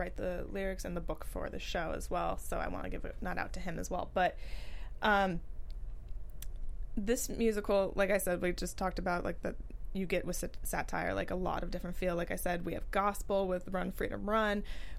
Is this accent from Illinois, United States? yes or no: no; San Francisco, California, United States; growing up in San Francisco